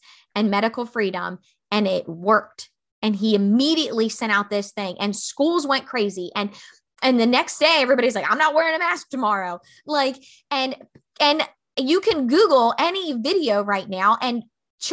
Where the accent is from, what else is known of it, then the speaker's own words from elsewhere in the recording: Maryland, United States; now in South Carolina, United States; I'm from Maryland